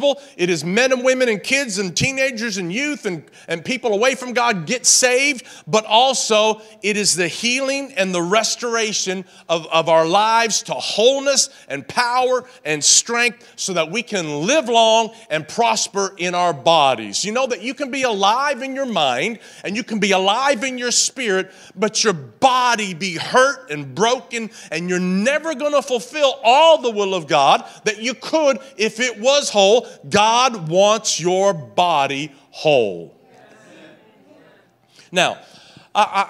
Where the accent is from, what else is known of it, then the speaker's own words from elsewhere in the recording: Tennessee, United States; I was raised in Tennessee